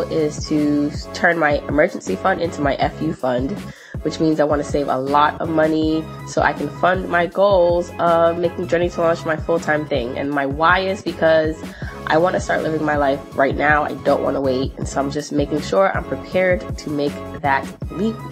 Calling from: New York City, New York, United States; I'm calling in from Brooklyn, New York

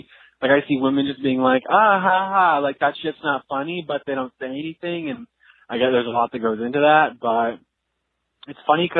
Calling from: San Diego, California, United States; I'm calling from San Diego.

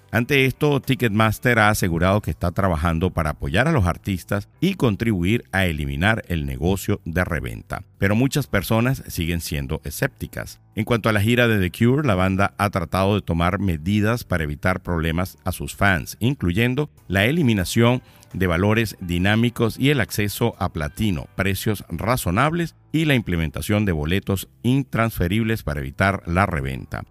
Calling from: Miami, Florida, United States; saludos desde aquí, desde Miami

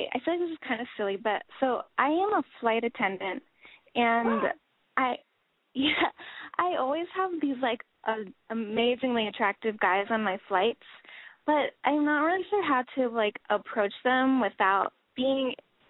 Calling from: Los Angeles, California, United States; I'm 23, and I am in L.A.

